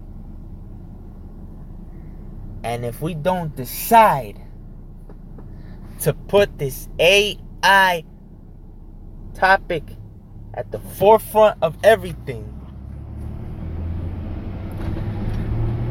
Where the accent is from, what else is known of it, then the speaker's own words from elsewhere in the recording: United States; as an American citizen